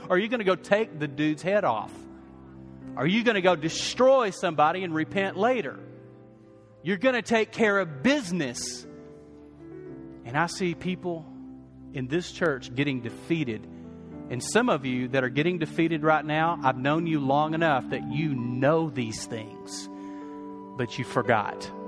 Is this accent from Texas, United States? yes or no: yes; West Texas, United States; I grew up in West Texas